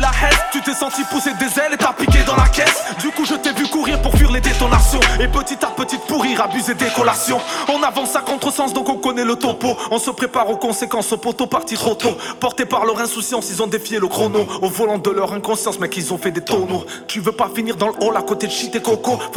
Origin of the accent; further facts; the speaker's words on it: France; Tout ce qui est arrivé à France, nous, on est français. Tous, chacun a la carte.